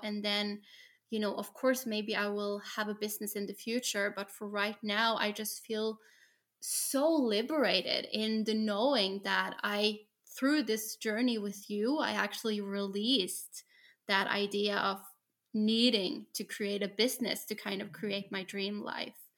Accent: Norway; I'm from Norway, work as a special education teacher

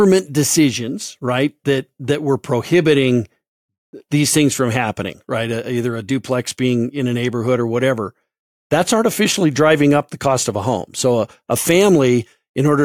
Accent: Colorado, United States; I come from Colorado. Colorado Springs, where I live

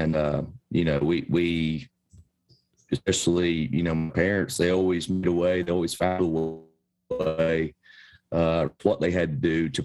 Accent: Appalachia, United States; us here in Appalachia

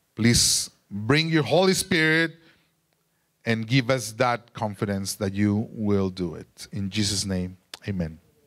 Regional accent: Durango, Mexico; English is a second language; moved away; I'm from Durango, Mexico, and I grew up there.

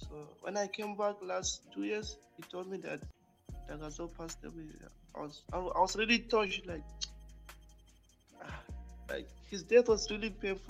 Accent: Kebbi State, Nigeria; moved away as an adult; now in Doha, Qatar; I'm from Kebbi State.

